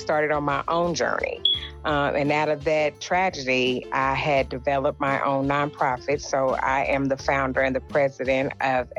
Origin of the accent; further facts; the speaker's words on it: Lexington, Kentucky, United States; I was born and raised here in Lexington, Kentucky